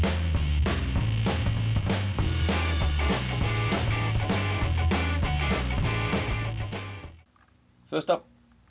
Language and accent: English; New Zealand; now in United States; I grew up in New Zealand, played a little high school rugby